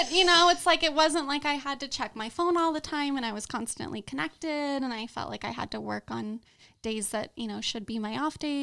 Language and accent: English; Orange County, California, United States; now in Las Vegas, United States; I grew up in Orange County